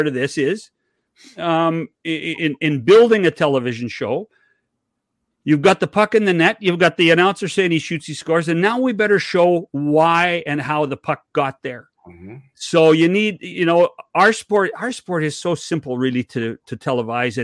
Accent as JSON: {"language": "English", "town": "Oliver", "region": "British Columbia", "country": "Canada", "tie": "born or raised there", "said": "I was born in Oliver, British Columbia"}